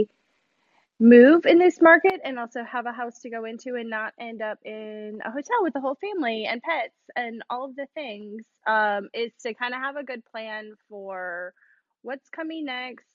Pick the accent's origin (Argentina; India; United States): United States; Chicago, Illinois; also born or lived in Louisiana; now in Texas, United States; I grew up in Chicago